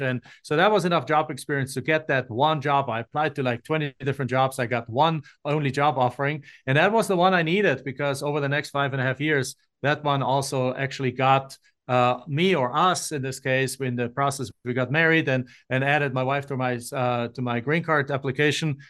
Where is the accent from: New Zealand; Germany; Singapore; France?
Germany; moved away as an adult; now in Phoenix, United States; I'm not from the United States. I'm from Germany, and I came in nineteen ninety-seven on a student exchange program to finish my college degree